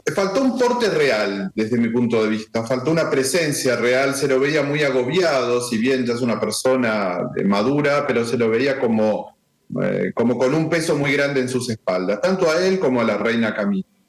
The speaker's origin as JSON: {"language": "Spanish", "country": "Argentina", "said": "yo soy argentino"}